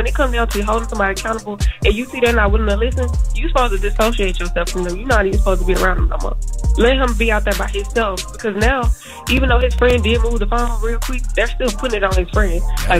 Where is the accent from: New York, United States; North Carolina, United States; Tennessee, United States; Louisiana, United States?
Tennessee, United States; Memphis; So, I'm from Memphis, and this is typical behavior. Shout out to my city, though. I love y'all.